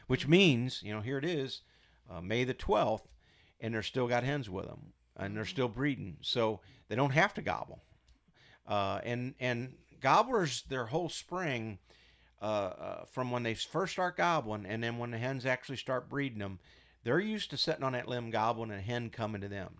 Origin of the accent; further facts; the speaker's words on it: Missouri, United States; moved away as an adult; also born or lived in St. Louis; now in Iowa, United States; I'm from Missouri.